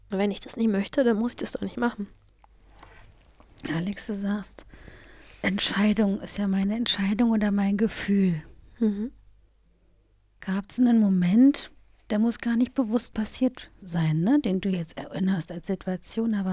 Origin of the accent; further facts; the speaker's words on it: Germany; bin Deutsche